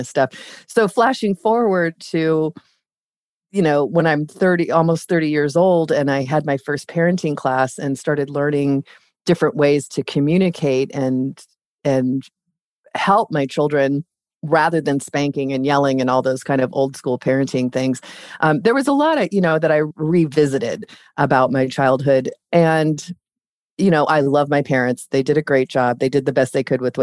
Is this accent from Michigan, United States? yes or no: no; Ventura County, Southern California, United States; I grew up in Southern California